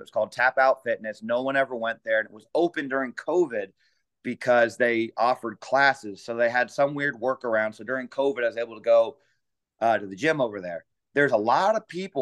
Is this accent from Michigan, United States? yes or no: no; San Jose, California, United States; I'm from San Jose, California.